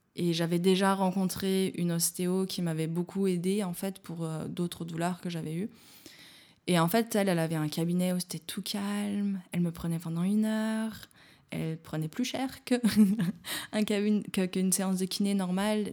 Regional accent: Jura mountains, Bourgogne-Franche-Comté, France; moved away as an adult; also born or lived in Chambéry; now in Berlin, Germany; moi je viens des montagnes du Jura, je suis pas loin des Alpes. Quand j'étais gamine, euh, c'était normal qu'il fasse moins 20

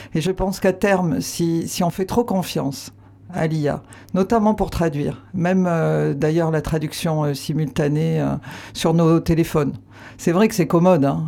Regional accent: Aveyron, Occitania, France; now in Landes, France; j'ai grandi à Navéron mais je, me sens plus euh, landaise depuis toujours qu'avéronaise

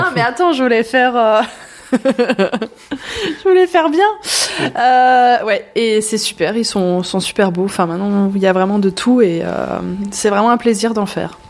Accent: Sélestat, Grand Est, France; moved away as an adult; now in Haut-Rhin, France; je viens du cœur de l'Alsace, de Célestat, la, ville des premiers sapins de Noël. Euh, voilà, j'ai toujours grandi, euh, grandi là-bas

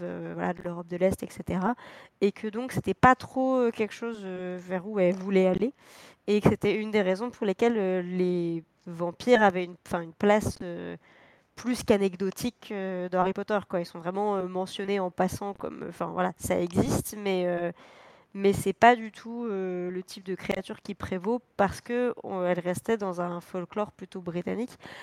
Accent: France; en tant que Français

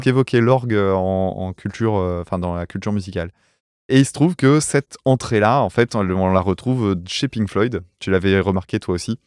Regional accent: France; en tant que français, tu vois, provincial

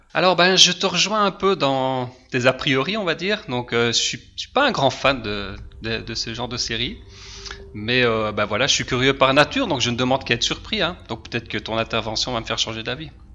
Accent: Liège region, Wallonia, Belgium; je suis de Belgique, je suis belge, région de Liège

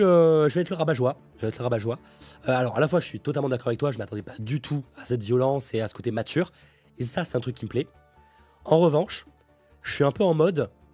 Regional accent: France; en tant que Français

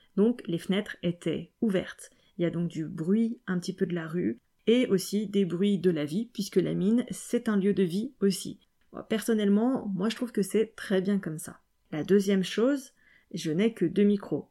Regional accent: Lyon, Auvergne-Rhône-Alpes, France; moved away; Lyon, déjà, euh, c'est ma ville natale

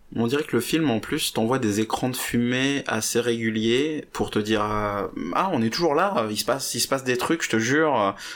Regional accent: France; je suis français

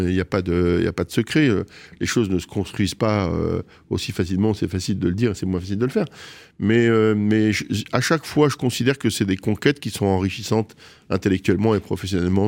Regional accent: Marrakech, Marrakesh-Safi, Morocco; moved away as an adult; now in Paris, France; je suis né à Marrakech

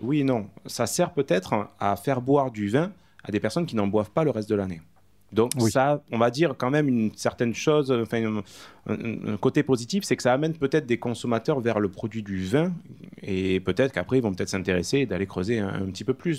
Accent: Caumont-sur-Durance, Provence-Alpes-Côte d'Azur, France; Donc tu as Comment-sur-Durance, mon village natal

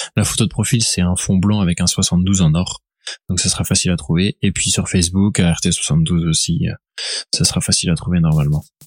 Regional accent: Laval, Pays de la Loire, France; je viens de Laval

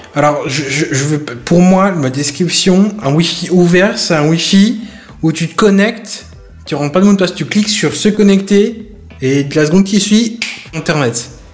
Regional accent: France; chez nous en France

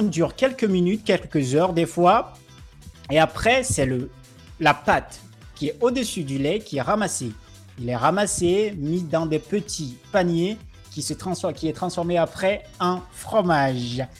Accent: Togo; now in Lyon, France; le Togo qui est mon pays.

